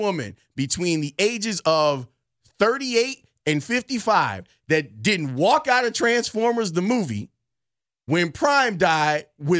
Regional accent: Texas, United States; But I'm from Texas, and we hunt Bambi's mom.

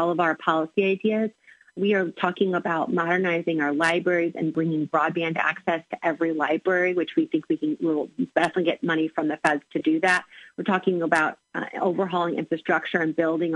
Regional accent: Granite City, Illinois, United States; I'm from the Metro East, Granite City, born and bred

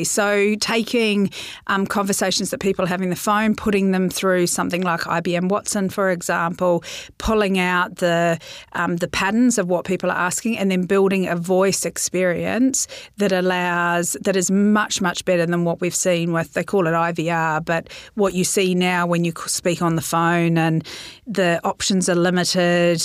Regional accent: New Zealand; I'm a Kiwi

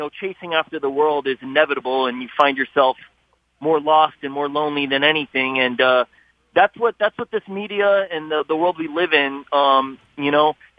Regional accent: San Jose, California, United States; I'm born and raised in San Jose, California

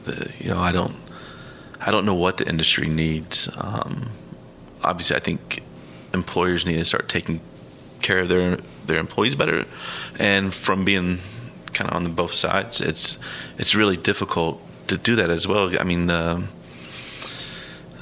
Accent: outside New Orleans, Louisiana, United States; now in Columbus, United States; I grew up outside New Orleans

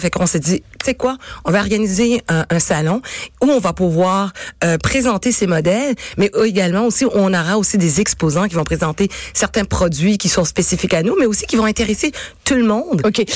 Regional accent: Quebec, Canada; je suis née ici au Québec

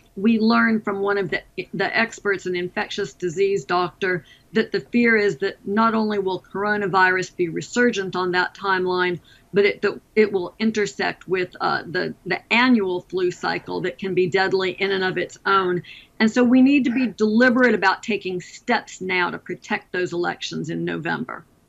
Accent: Alabama, United States; my home state of Alabama

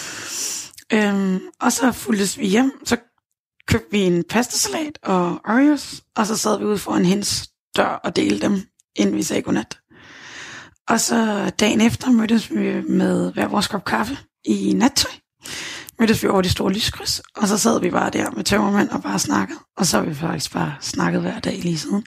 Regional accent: Gilleleje, Capital Region of Denmark, Denmark; moved away as an adult; Gilleleje, hvor mine forældre bor. Hjem i, de, i mit barndomshjem

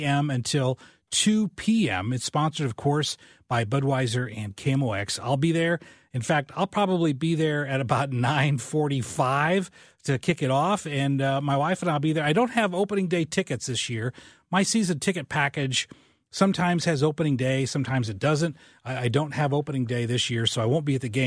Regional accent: a very small town in southern Illinois, United States; moved away; I'm from a very small town in southern Illinois

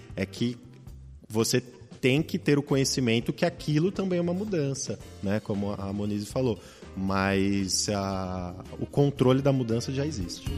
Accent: Brazil; Nós, como bons brasileiros

